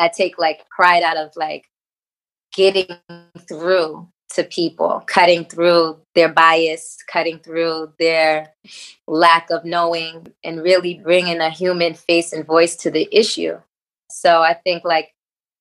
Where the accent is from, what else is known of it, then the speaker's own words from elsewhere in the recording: New York City, New York, United States; I'm born and raised in Harlem